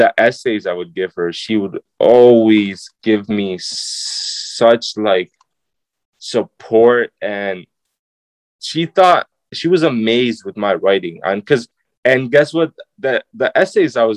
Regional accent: Syracuse, New York, United States; I'm a kid from Nottingham

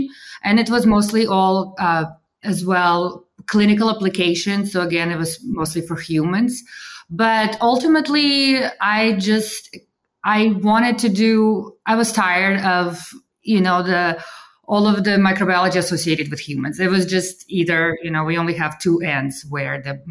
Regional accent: Russia; moved away; also born or lived in Kansas; I'm originally from Russia. And so I was raised there during perestroika

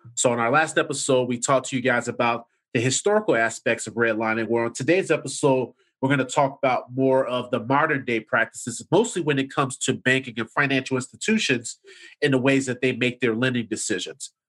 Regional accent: Chicago, Illinois, United States; I grew up in the Chatham area in the South Side

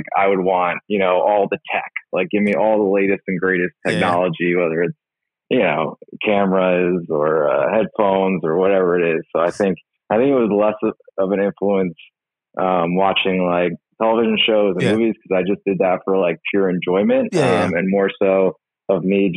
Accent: Somerset, New Jersey, United States; moved away as an adult; I'm actually from Somerset, New Jersey. That's where I was born and raised

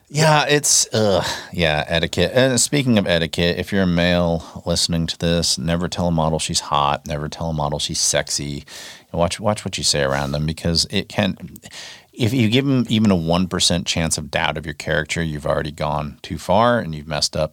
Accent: North Texas, United States; I grew up in North Texas

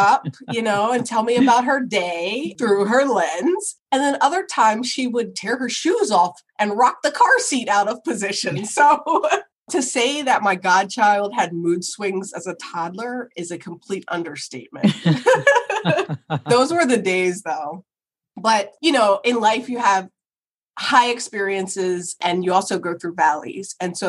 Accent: Woodbury, New Jersey, United States; also born or lived in California; I'm born and raised in Woodbury, New Jersey, and I found myself 3,000 miles away for undergrad, you know, at Stanford

